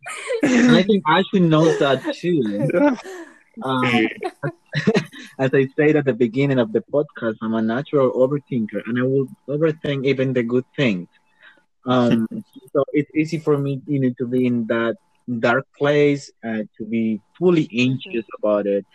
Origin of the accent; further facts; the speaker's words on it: Colombia; English is a second language; I arrived to Bogota. I did a quarantine there, and then I traveled to my home state and stayed in a little town where I did another quarantine, and now I'm home